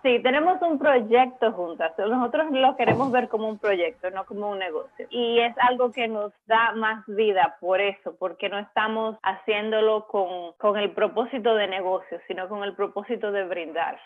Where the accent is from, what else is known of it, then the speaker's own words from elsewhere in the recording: Dominican Republic; moved away as an adult; now in Miami, United States; Yo también soy dominicana